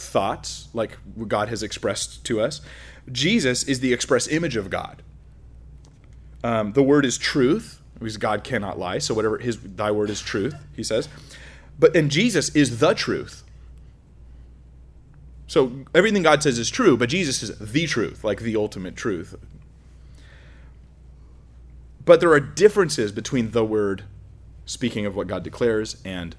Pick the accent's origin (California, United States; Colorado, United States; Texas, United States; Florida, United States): California, United States; I'm from California, so we're like, you know, scared of strangers